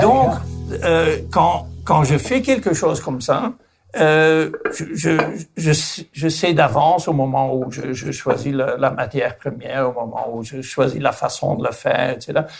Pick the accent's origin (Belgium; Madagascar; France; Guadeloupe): Belgium; Flanders; mon pays natal, qui est la Flandre, en Belgique